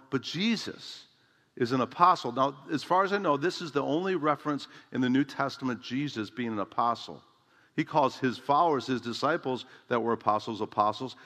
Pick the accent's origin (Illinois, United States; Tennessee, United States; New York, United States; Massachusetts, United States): Illinois, United States; Chicago; moved away as an adult; also born or lived in San Diego, California / Oshkosh, Wisconsin; my home of Chicago